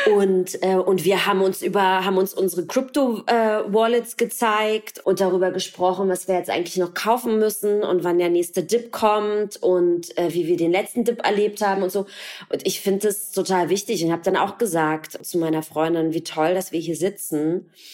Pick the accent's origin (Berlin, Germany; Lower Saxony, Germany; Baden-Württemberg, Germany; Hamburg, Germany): Berlin, Germany; geboren im Osten, in der DDR, in Ostberlin